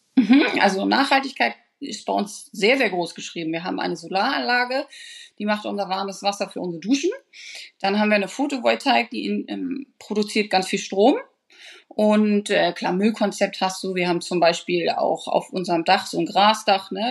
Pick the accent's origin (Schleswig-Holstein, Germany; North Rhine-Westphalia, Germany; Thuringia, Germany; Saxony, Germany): Schleswig-Holstein, Germany; Eutin; bin ich ja hier im Lauf sozusagen aufgewachsen und meine Eltern haben diesen schönen Campingplatz 30 Jahre betrieben